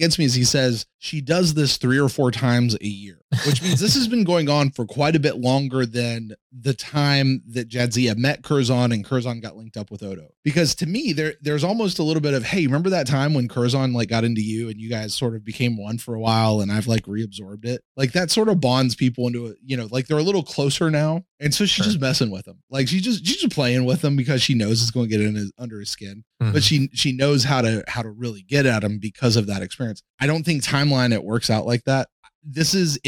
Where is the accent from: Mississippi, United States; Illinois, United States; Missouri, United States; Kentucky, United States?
Kentucky, United States; accent: hillbilly; I'm from Kentucky